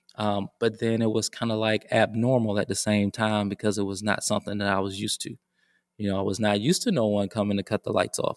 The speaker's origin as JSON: {"language": "English", "town": "Decatur", "region": "Georgia", "country": "United States", "tie": "born or raised there", "also_born_or_lived": "North Carolina", "moved": "as an adult", "said": "I grew up in Decatur, Georgia"}